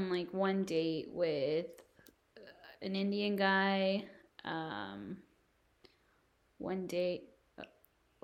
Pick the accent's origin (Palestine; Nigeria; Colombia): Colombia; I'm from Colombia